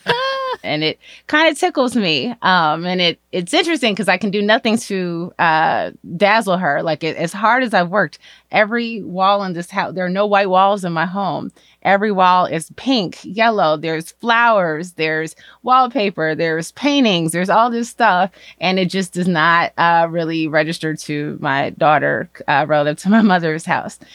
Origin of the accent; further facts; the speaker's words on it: Chicago, Illinois, United States; I am from Chicago.